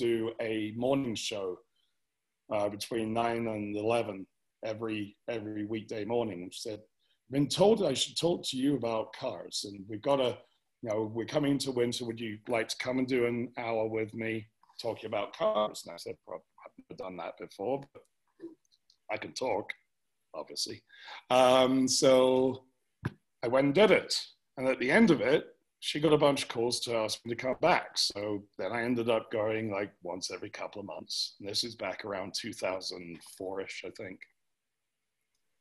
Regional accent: England, United Kingdom; also born or lived in United States; now in Cheyenne, United States; me as an Englishman

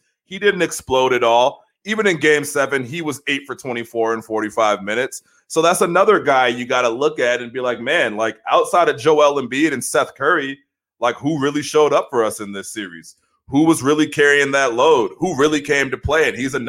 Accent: Australia; accent: New York; I'm an Australian dude with a New York accent for some reason.

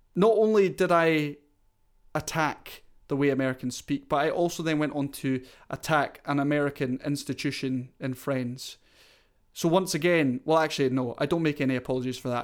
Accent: Scotland, United Kingdom; I'm Scottish

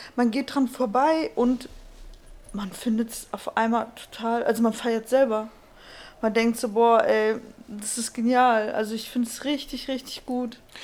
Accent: Germany; bei uns in Deutschland

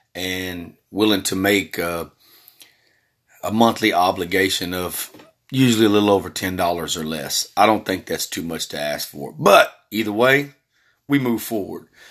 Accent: Texas, United States; also born or lived in California; I was born in California, been living in Texas majority of my life after about age four.

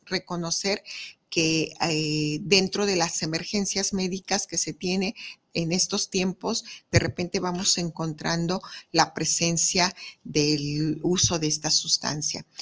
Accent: Mexico

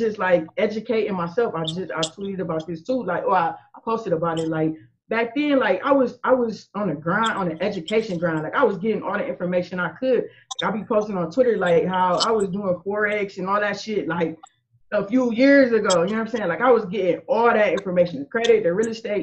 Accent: Akron, Ohio, United States; I grew up in Akron. I was actually born and raised in Akron

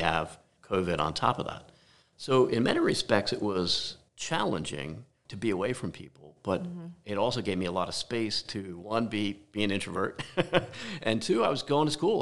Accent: New Jersey, United States; also born or lived in Detroit; born and raised in New Jersey

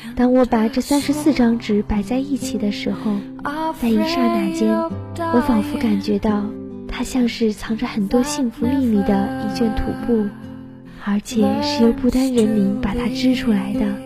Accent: China; 我们中国人常说穷家富路

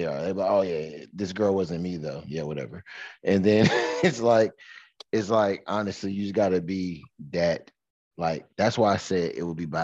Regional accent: Michigan, United States; how I was raised in Michigan

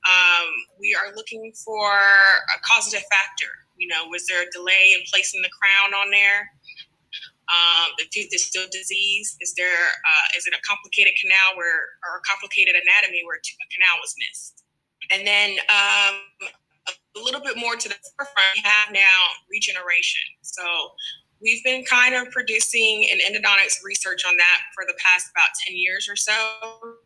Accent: Houston, Texas, United States; I am from Houston, Texas, born and raised, and that's where I currently reside.

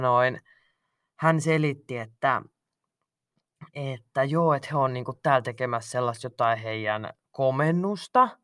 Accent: Finland; mä oon Suomesta kotoisin

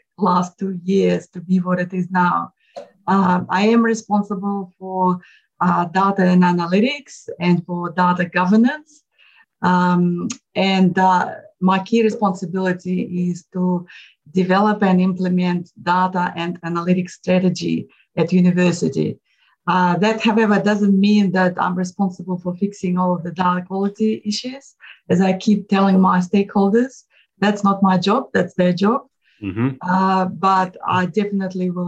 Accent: Moscow, Russia; moved away as an adult; now in Australia; I was born in Moscow, Russia, and I got my first degree in engineering in Russia

